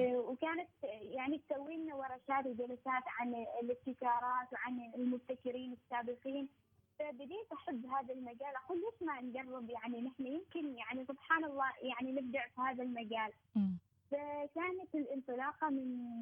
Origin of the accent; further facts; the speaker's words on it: Oman; بلدنا عمان